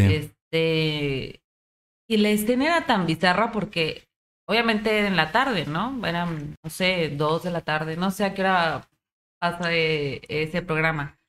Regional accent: Monterrey, Nuevo León, Mexico; somos de Monterrey

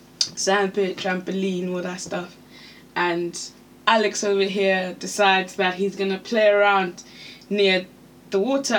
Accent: Zimbabwe; moved away; we grew up in Zimbabwe

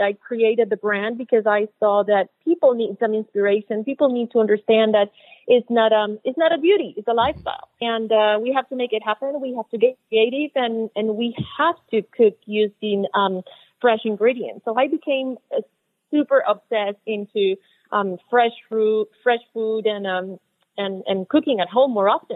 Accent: Puerto Rico; now in Miami, United States; I'm originally from Puerto Rico. When I moved to Miami

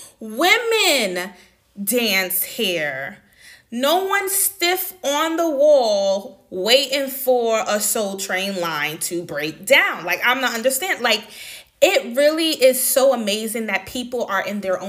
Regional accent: New York City, New York, United States; moved away as an adult; also born or lived in Washington, D.C. / Atlanta, Georgia; now in Netherlands; I grew up in Far Rockaway, Queens, New York City

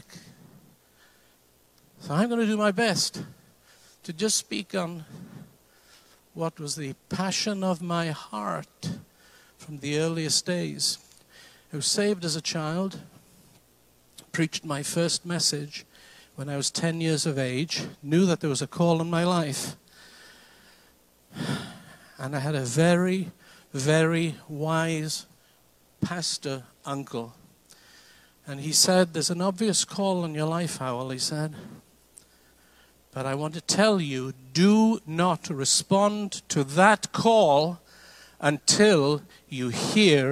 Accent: Wales, United Kingdom; now in United States; I lived in Wales. I'm Welsh. Came to this country in 1975

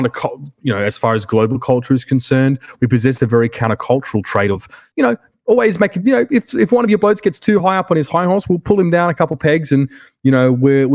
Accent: South Australia, Australia; moved away as an adult; now in United States; my identity as an Australian

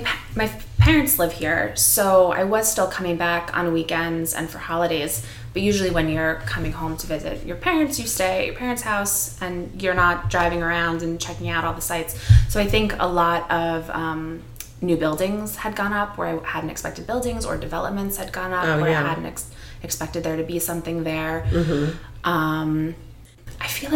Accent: Sea Cliff, New York, United States; also born or lived in Manhattan, New York; I grew up in Seacliff. I went to college in state. I went upstate New York. And after college, I came back and I lived here for 1 year.

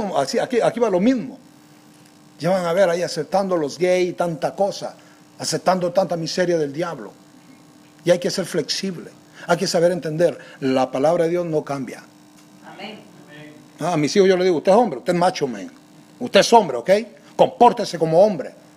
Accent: Guatemala; como nosotros decimos en Guate, la tenemos hecha

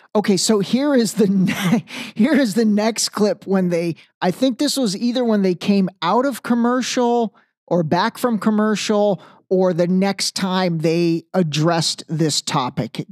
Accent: Cleveland, Ohio, United States; I'm from Cleveland

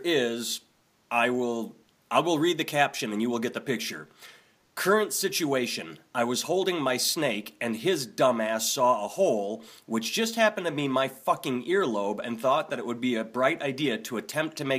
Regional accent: Wisconsin, United States; I grew up in Wisconsin, so I'm used to Oconomowoc, Milwaukee, all the Native American sounding names

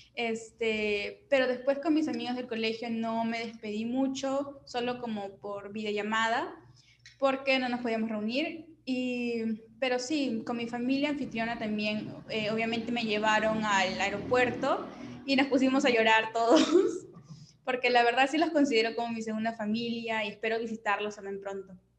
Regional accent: Ica, Peru; also born or lived in Michigan, United States; yo que vengo de Ica, literal un desierto

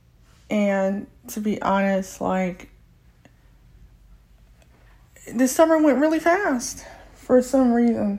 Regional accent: United States; first language English; I'm African American, I'm 44 years old, I'm visually impaired, and I get tongue-tied when speaking my own language, which is English.

